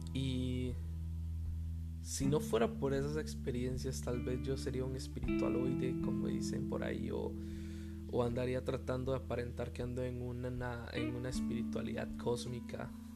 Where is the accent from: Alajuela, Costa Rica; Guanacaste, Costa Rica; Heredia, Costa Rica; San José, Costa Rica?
San José, Costa Rica; Tibás; Crecí en la iglesia bautista Tibás